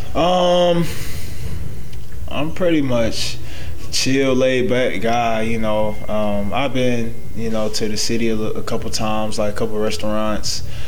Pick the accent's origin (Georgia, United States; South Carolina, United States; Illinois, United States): Georgia, United States; Atlanta; moved away as an adult; also born or lived in Florida / Texas / Toronto; been in Atlanta all my life